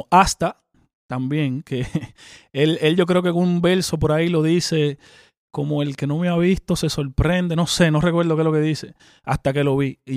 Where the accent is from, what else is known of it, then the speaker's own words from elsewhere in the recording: Dominican Republic; moved away as an adult; now in Miami, United States; Yo soy el único dominicano que anda hangue en Miami con los raperos cubanos mío.